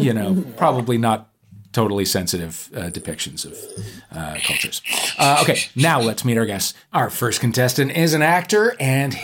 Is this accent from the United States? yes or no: yes; St. Louis, Missouri, United States; moved away; my hometown of St. Louis